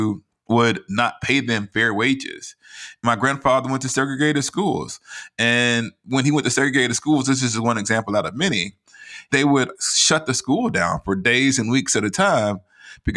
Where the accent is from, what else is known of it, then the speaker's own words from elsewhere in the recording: Huntsville, Alabama, United States; I grew up in Northwest Huntsville